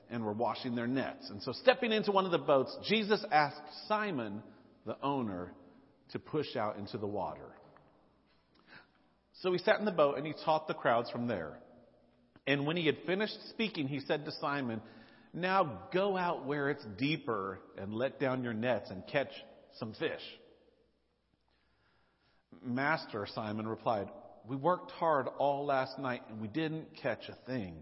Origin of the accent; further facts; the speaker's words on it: Nashville, Tennessee, United States; moved away; I grew up in Nashville.